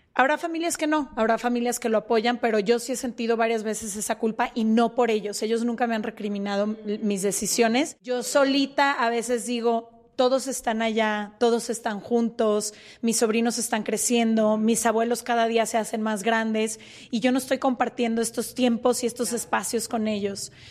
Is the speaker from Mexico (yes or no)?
yes; Guadalajara, Jalisco, Mexico; nosotras somos de Guadalajara